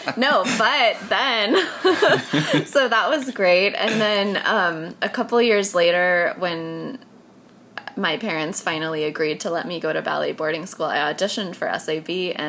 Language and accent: English; Sun Valley, Idaho, United States; So, jag kommer ifrån Idaho, en liten by som heter Sun Valley. Och mina föräldrar träffade på en skidlift.